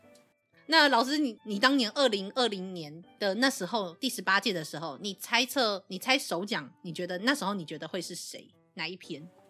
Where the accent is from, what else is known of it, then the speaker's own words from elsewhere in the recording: Kaohsiung, Taiwan; 因为我是高雄人嘛